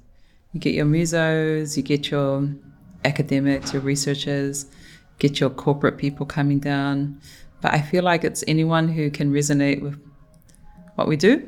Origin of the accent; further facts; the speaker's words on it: Auckland, New Zealand; also born or lived in Tonga; Born in Tonga, raised here in Mangere, in Tamaki